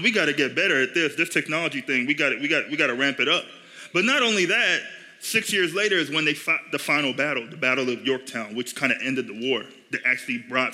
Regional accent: Nigeria; now in United States; I grew up in Nigeria

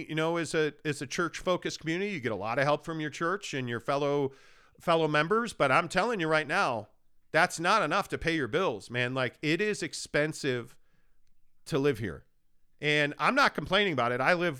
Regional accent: Chicago, Illinois, United States; now in Utah, United States; I've lived everywhere, born and raised in Chicago, Los Angeles, Orange County, St. Louis, Sacramento.

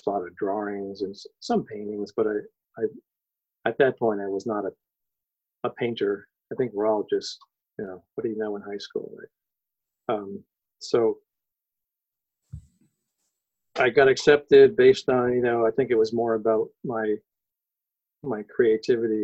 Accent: Connecticut, United States; I was born in Connecticut, so I was raised in New England, and I'm definitely a New England person

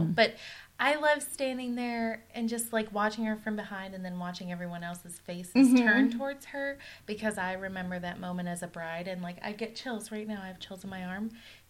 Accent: Washington, United States; It's in the wait, woods. I'm from Washington.

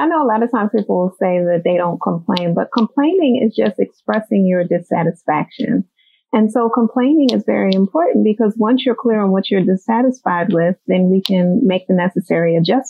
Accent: Philadelphia, Pennsylvania, United States; I am born and raised in Philadelphia. Uptown, as they say, in the Germantown area / Mount Airy. So I'm from that side of town.

